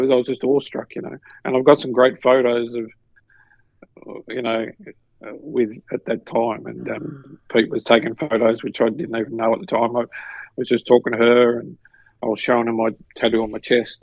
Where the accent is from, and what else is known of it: Australia